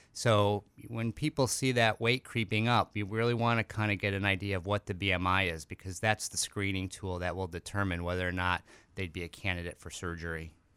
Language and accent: English; Chicago, Illinois, United States; moved away as an adult; I'm actually born, uh, in Chicago, and I lived there for the first twenty-six years of my life